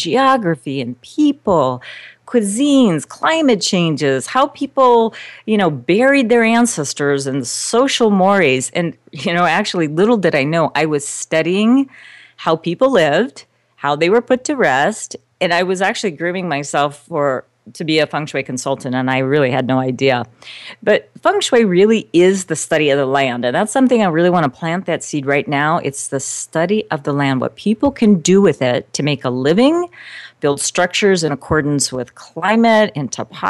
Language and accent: English; South Bend, Indiana, United States; moved away; also born or lived in Eastern Shore of Maryland / Caribbean; I'm originally from South Bend, Indiana. So I'm a Midwest girl